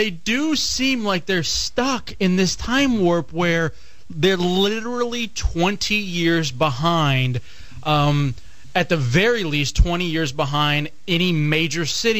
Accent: Texas, United States; moved away; when I was growing up in Texas

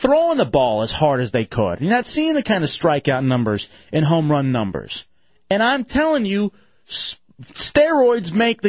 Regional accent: Lubbock, Texas, United States; born there; No, I'm not. I was born in Lubbock, Texas.

